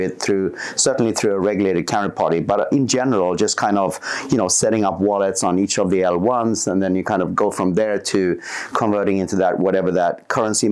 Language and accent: English; Sweden; moved away as an adult; also born or lived in Palo Alto, United States; I'm from Sweden